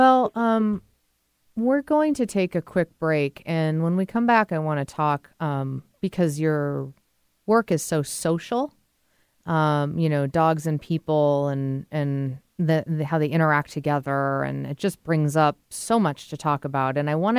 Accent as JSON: {"language": "English", "region": "New England", "country": "United States", "said": "Beautiful place, my neck of the woods. I'm from New England, so definitely check that out."}